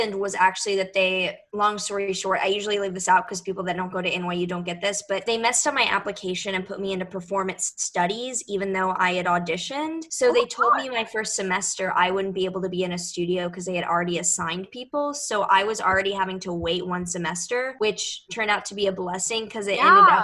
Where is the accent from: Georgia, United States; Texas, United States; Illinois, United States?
Texas, United States; Houston; moved away as an adult; now in New York City, United States; I was born and raised in Houston